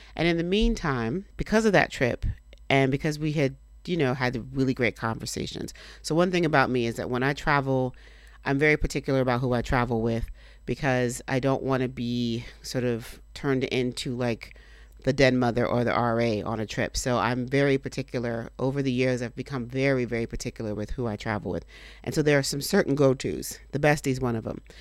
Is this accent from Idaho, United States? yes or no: no; Miami, Florida, United States; moved away; technically I'm from Miami. I spent most of my formative years there.